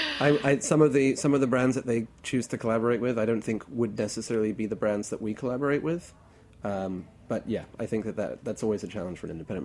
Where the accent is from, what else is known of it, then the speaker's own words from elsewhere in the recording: Hong Kong; now in New York, United States; I grew up in Hong Kong, so certain elements of Chinese food are very, very, very dear to my heart.